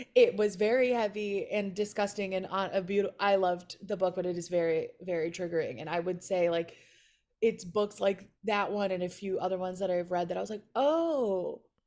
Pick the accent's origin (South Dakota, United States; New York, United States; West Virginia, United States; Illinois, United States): Illinois, United States; Chicago; now in Los Angeles, United States; I was born and raised in Chicago, and then my parents moved us to a suburb, like, twenty minutes northwest of the city